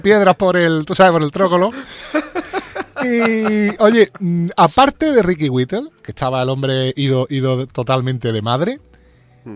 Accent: Spain; como somos los españoles

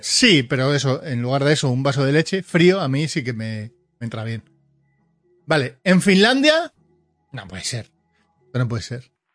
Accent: Portugalete, Basque Country, Spain; de donde soy yo, de Porto, Portugalete

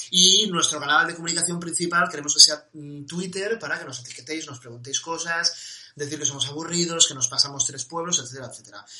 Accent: Asturias, Spain; Además, yo soy asturiano

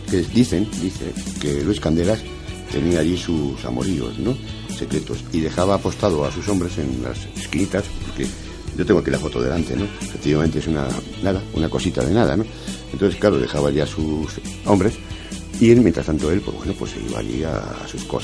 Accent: Madrid, Community of Madrid, Spain; pues aprender un poquito de, de nuestro Madrid, que, poco a poco pues, somos madrileños y ya mayorcitos

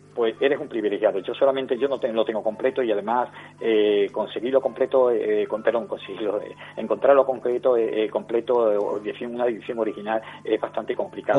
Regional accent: Zufre, Andalusia, Spain; de mi pueblo Zufre

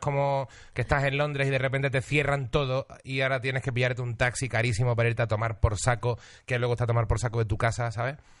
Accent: Seville, Andalusia, Spain; moved away as an adult; also born or lived in Huelva; now in Madrid, Spain; Nací en Huelva, me crié en Sevilla, pero tampoco soy sevillano

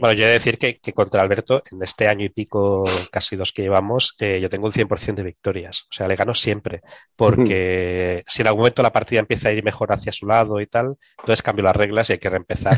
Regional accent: Catalonia, Spain; accent: Catalan; mi acento catalán

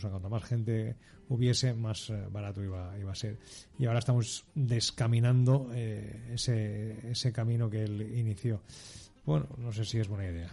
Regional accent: Algemesí, Valencian Community, Spain; de mi tierra, de mi casa, de mi pueblo, de Algemesí

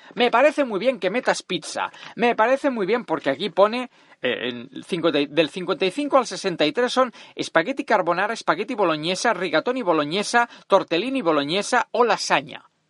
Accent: Catalonia, Spain; Soy catalán, agarrado y rata, pero no tonto

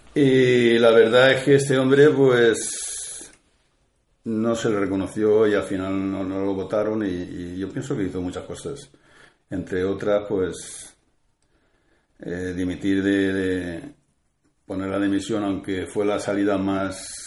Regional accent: Puerto de Sagunto, Valencian Community, Spain; also born or lived in Cella; a mí me trajeron del puerto a los dos años

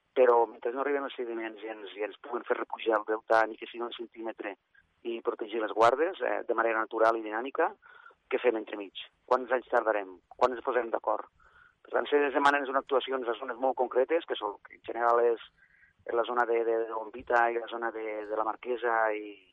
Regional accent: Terres de l'Ebre, Catalonia, Spain; com a ebrenc que soc

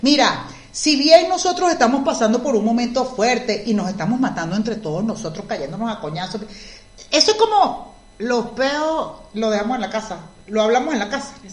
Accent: Venezuela; moved away; nosotros los venezolanos que hemos salido del país hemos tenido que hacer, en su mayoría, otras cosas totalmente distintas a las que hacíamos en Venezuela

